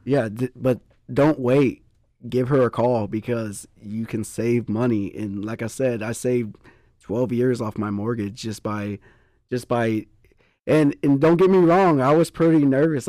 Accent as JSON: {"language": "English", "town": "Poteet", "region": "Texas", "country": "United States", "said": "I'm from Poteet"}